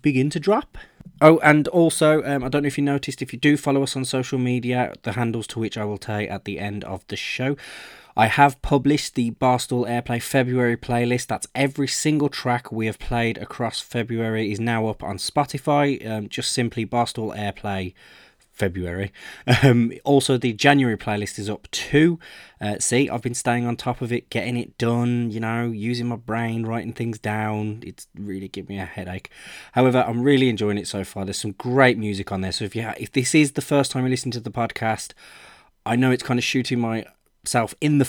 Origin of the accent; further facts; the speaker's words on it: Birmingham, West Midlands, United Kingdom; I'm from Birmingham and I really like to push local bands in my area